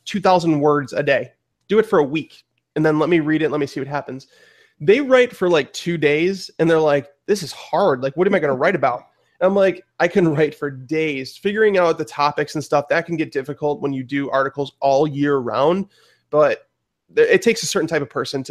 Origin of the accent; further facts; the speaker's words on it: Chicago, Illinois, United States; where we're from Chicago